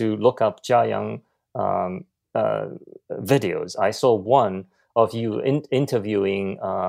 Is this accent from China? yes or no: yes; China; accent: BBC; English is a second language; moved away as an adult; So anyone lived in China my age or above would know that's the age of the material from BBC. And so that's where I picked up my accent.